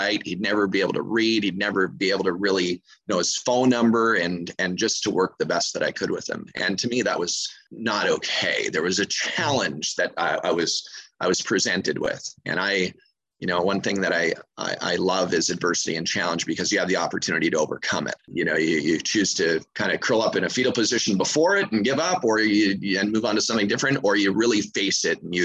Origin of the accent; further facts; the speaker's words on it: Montreal, Quebec, Canada; moved away as an adult; now in Anguilla; I'm originally from Montreal, Quebec, Canada, from the cold north.